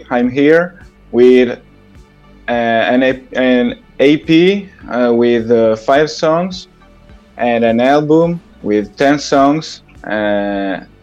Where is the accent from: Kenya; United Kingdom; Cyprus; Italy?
Italy; I'm from Italy.